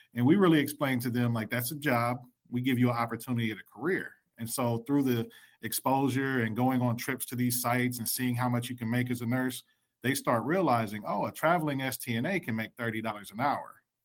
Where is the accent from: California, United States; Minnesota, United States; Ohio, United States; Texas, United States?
Ohio, United States; Columbus; I was born and raised in Columbus, Ohio